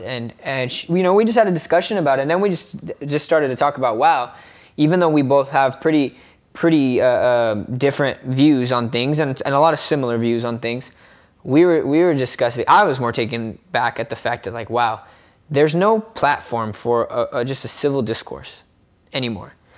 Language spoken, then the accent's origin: English; United States; as an American